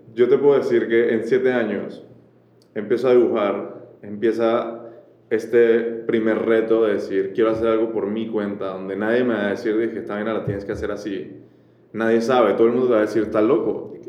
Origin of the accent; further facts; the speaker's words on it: Colombia; moved away as an adult; also born or lived in France / Panama; nacer en Colombia